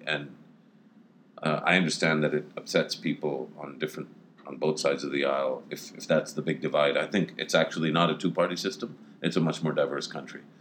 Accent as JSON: {"language": "English", "country": "Pakistan", "said": "As a Pakistani"}